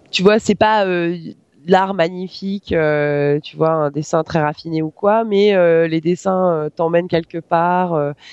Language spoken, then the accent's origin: French; near Savoie, Auvergne-Rhône-Alpes, France; J'ai grandi près de la Savoie